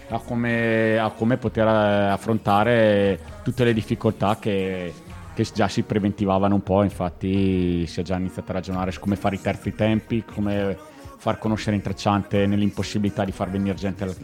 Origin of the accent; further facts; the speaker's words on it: Trentino-Alto Adige, Italy; Noi trentini vi possiamo regalare una, dai.